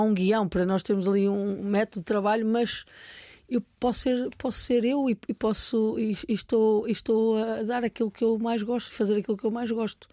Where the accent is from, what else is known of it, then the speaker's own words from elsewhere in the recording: Portugal; Eu sou portuguesa